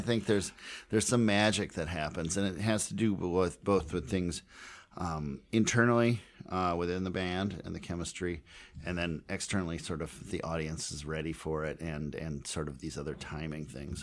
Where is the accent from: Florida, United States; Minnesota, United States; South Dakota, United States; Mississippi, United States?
Minnesota, United States; Minneapolis; I grew up in Minneapolis